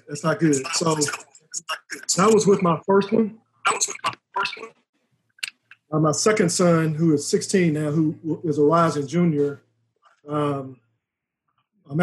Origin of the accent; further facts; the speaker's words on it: Houston, Texas, United States; I grew up in Houston in Third Ward